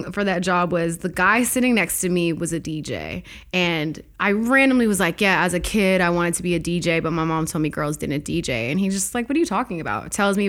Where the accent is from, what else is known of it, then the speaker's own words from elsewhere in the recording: Toronto, Ontario, Canada; I am totally Canadian.